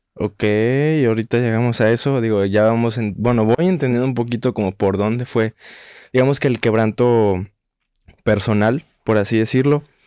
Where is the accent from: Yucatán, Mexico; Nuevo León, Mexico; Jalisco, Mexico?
Jalisco, Mexico; Guadalajara; yo soy de Guadalajara